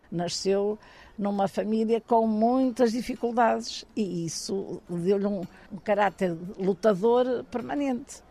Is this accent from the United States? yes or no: no; Porto, Norte, Portugal; Eu sou uma tripeira de gema, é verdade. Nasci na Rua do Almada, 145, na Baixa da Baixa